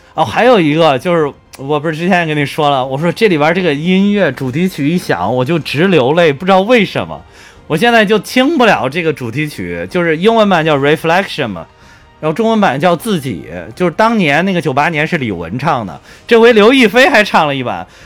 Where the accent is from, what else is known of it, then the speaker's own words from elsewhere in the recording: Henan, China; 毕竟我是个河南人